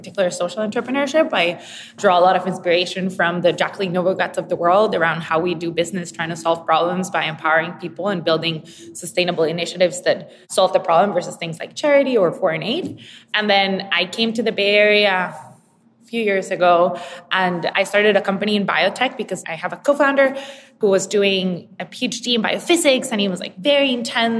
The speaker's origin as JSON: {"language": "English", "country": "Costa Rica", "tie": "born or raised there", "said": "I'm originally from Costa Rica, born and raised"}